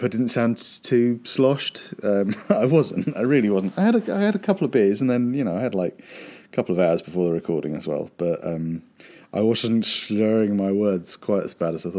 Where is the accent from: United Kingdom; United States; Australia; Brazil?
United Kingdom; being British